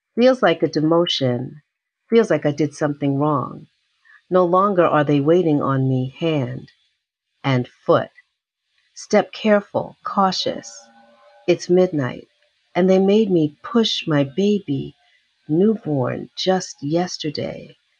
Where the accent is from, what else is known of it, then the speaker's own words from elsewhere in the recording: New York City, New York, United States; I was born in Harlem, New York, um, and I lived in Harlem right near City College uh, until I was eight, and then my parents moved to an area of New York called Riverdale